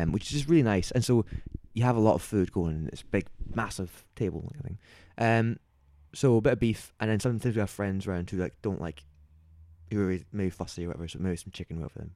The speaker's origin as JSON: {"language": "English", "town": "Glasgow", "region": "Scotland", "country": "United Kingdom", "said": "I'm from Glasgow"}